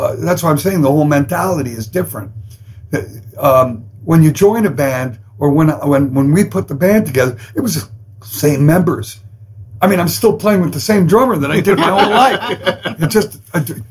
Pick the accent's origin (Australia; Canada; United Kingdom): Canada; I'm Canadian